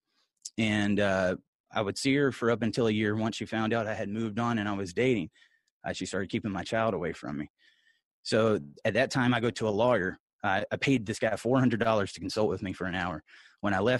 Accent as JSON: {"language": "English", "town": "Columbus", "region": "Georgia", "country": "United States", "tie": "born or raised there", "said": "I'm a Georgia boy. I'm from Columbus, Georgia. I grew up the son of a pastor."}